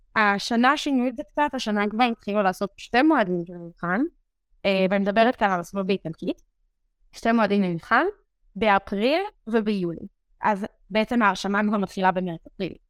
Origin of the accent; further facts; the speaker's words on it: Meitar, Southern District, Israel; moved away as an adult; now in Rome, Italy; אני במקור ממיתר, זה שובלת באר שבע בישראל